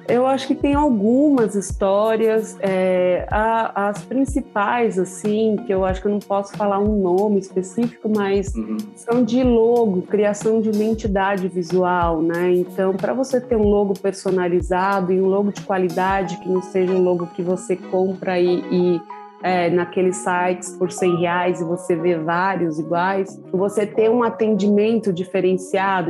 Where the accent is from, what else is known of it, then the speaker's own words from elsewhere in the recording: São Paulo, Brazil; eu sou aqui da Zona Sul de São Paulo, da região do Jardim Ângela